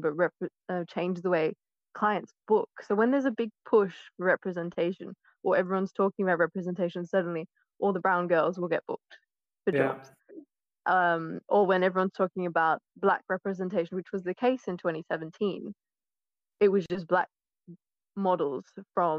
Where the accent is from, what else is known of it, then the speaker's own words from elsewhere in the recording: Australia; moved away as an adult; also born or lived in London / Oxford; now in United Kingdom; I was born in Australia